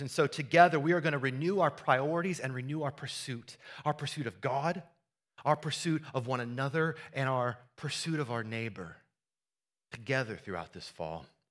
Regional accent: Iowa, United States; Growing up in Iowa, I, uh, I helped my, we grew up on a farm

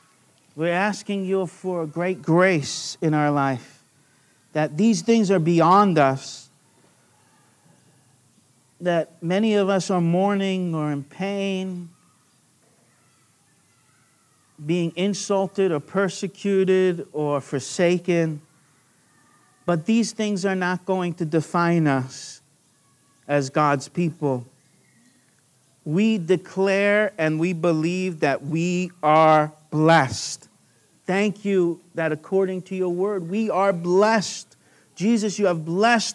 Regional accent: New York, United States; accent: New York; moved away as an adult; now in Australia; My New York accent came out without leaving off the G at the end there

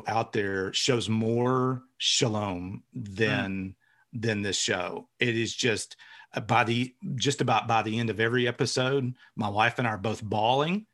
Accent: Middle Tennessee, United States; I'm from Middle Tennessee

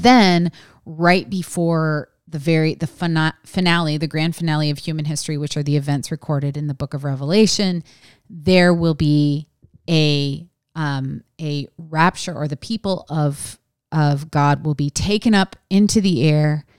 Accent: West Coast, United States; I was raised on the West Coast

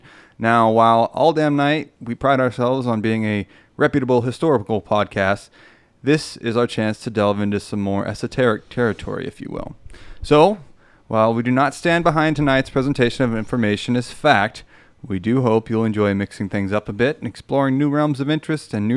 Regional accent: Central California, United States; moved away as an adult; now in Austin, United States; Jeff and I grew up in Central California together

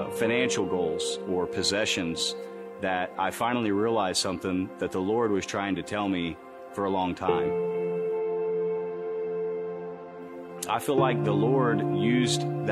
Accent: Bridge Creek, Oklahoma, United States; I'm 32 years old, and I'm from Bridge Creek, Oklahoma

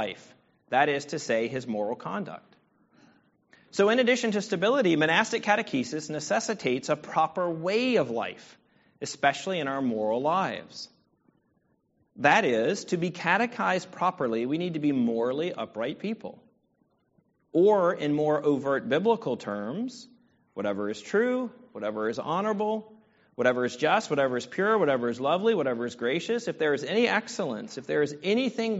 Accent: Virginia, United States; now in Southern California, United States; I am from Virginia. I live in California, but I am from Virginia. I'm a proud Virginia

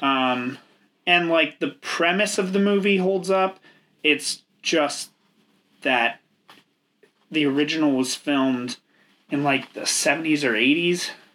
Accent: United States; we're uneducated swine from America

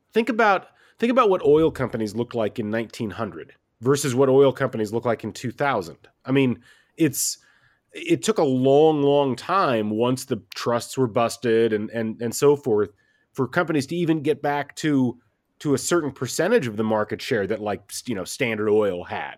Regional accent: Midwest, United States; I grew up in the Midwest

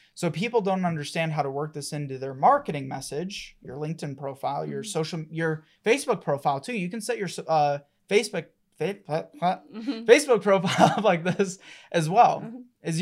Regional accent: Colorado, United States; I was born and raised here in Colorado

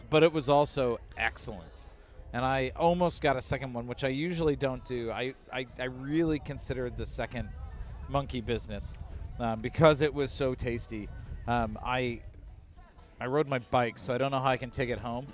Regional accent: Chicago, Illinois, United States; we're from Chicago

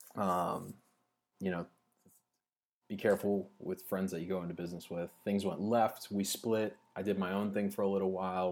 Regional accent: Louisiana, United States; I'm from Louisiana

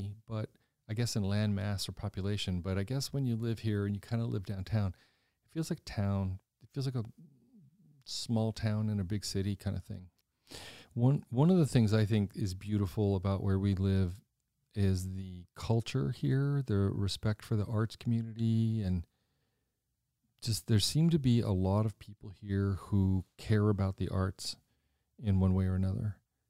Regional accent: Washington, United States; I come from Washington. This is expensive.

